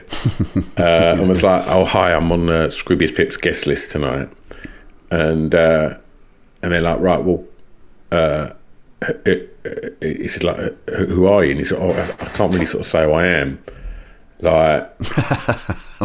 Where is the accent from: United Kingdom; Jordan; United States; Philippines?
United Kingdom; Essex, East of England; I was from Essex